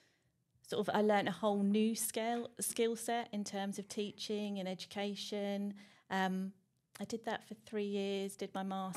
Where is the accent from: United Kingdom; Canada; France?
United Kingdom; Norfolk, East of England; moved away as an adult; also born or lived in London; we decided to relocate from London back to Norfolk, because I'm from Norfolk and grew up here.